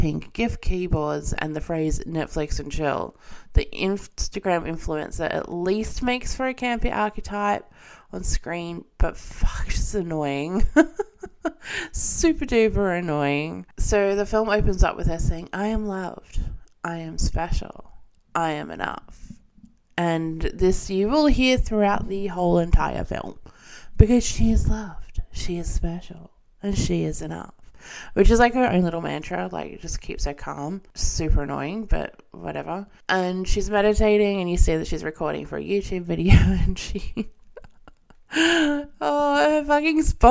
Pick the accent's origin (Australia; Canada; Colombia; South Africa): Australia; accent: Australian; I'm Australian, as you can probably tell, with this horrendous accent